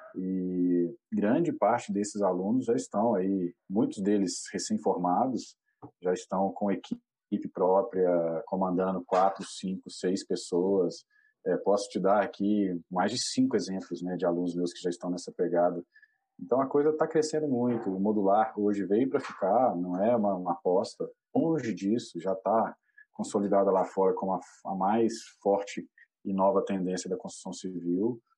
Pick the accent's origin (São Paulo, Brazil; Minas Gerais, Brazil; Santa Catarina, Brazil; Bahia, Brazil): Minas Gerais, Brazil; Belo Horizonte; moved away as an adult; now in Florianópolis, Brazil; eu sou mineiro, sou de Belo Horizonte, apesar de morar aqui na Ilha da Magia, em Floripa.